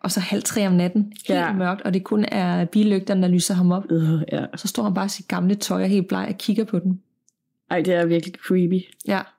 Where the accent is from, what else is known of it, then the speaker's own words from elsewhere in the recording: Middelfart, Southern Denmark, Denmark; Jeg kommer fra Middelfart på Fyn, som er byen, inden man krydser over til Jylland.